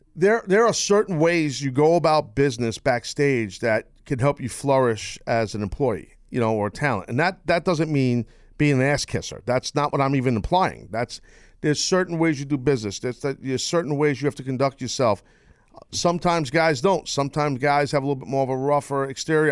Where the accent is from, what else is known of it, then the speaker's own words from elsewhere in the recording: United States; as an American